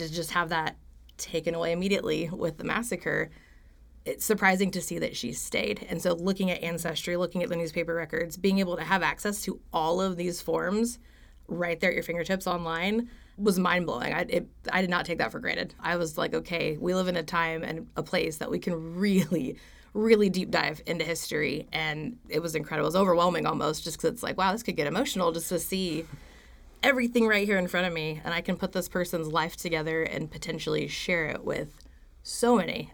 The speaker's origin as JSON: {"language": "English", "town": "Stillwater", "region": "Oklahoma", "country": "United States", "tie": "born or raised there", "said": "I am from right here in Stillwater, actually, born and raised."}